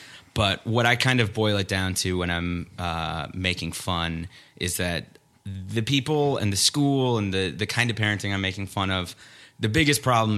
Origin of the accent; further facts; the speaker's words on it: Minneapolis, Minnesota, United States; now in Los Angeles, United States; I grew up in Minneapolis, a suburb of Minneapolis, Minnesota. And so really kind of an outdoorsy place